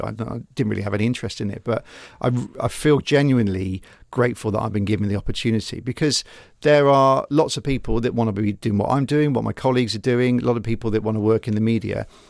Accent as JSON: {"language": "English", "town": "Gloucester", "region": "South West England", "country": "United Kingdom", "tie": "born or raised there", "said": "I'm a Gloucester boy born and bred"}